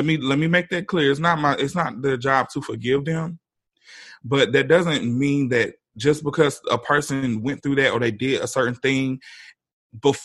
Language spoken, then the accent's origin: English; the South, United States; I grew up in the South